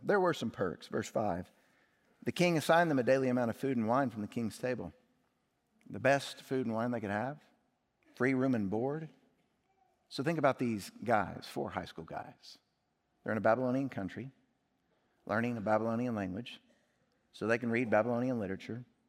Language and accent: English; Indianapolis, Indiana, United States; moved away; also born or lived in Kentucky; I was born in Kentucky and lived in Indianapolis, Indiana